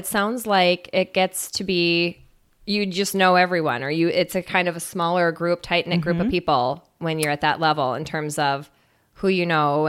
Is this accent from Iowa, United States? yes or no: yes; Cedar Rapids, Iowa, United States; I grew up in Cedar Rapids, Iowa, actually.